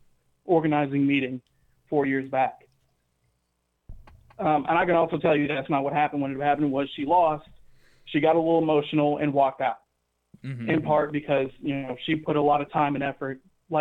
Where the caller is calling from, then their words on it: Gadsden, Alabama, United States; I'm calling from Gadsden, Alabama.